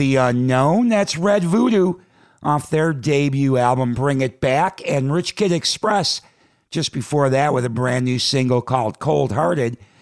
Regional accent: Chicago, Illinois, United States; my hometown, Chicago

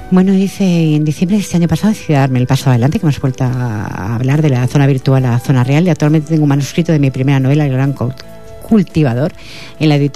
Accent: Badalona, Catalonia, Spain; born there; Nací en Badalona, Barcelona, el 7 de febrero de 1967.

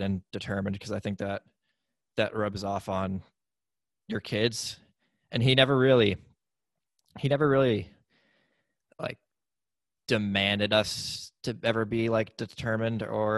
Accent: New Hampshire, United States; I grew up in New Hampshire, in the United States

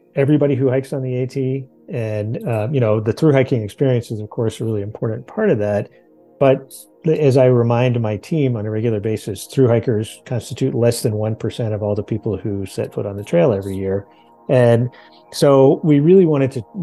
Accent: Northern Virginia, United States; also born or lived in Franklin County, Virginia / Texas; I grew up here in Northern Virginia

